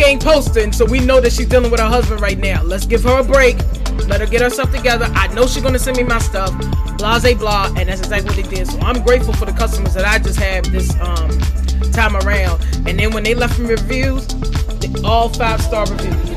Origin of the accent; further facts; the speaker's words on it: Farmville, Virginia, United States; Farmville, and that's because that's my hometown